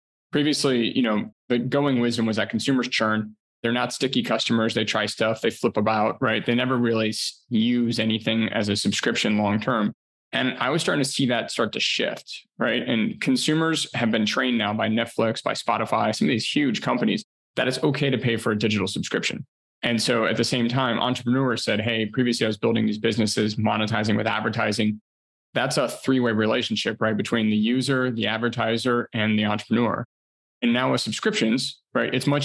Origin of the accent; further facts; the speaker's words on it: Ohio, United States; moved away as an adult; also born or lived in Chicago; I'm actually originally from Ohio